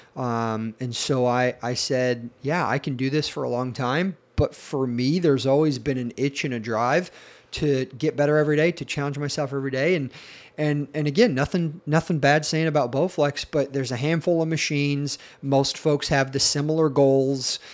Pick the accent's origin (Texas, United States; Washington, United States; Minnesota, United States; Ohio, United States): Washington, United States; Battle Ground; also born or lived in Tennessee; I grew up here in Washington State, a little town called Battleground, which is north of Portland, Oregon, and spent most of my childhood there